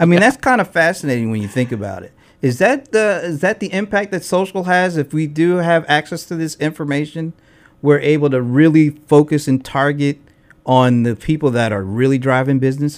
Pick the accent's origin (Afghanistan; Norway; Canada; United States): United States; Delaware; now in Atlanta, United States; I'm from Delaware, so I've been here for about thirteen years